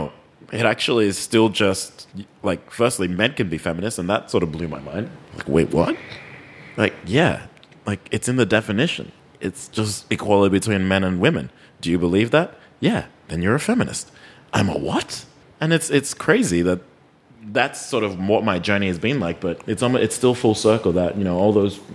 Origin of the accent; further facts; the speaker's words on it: Australia; I'm from Australia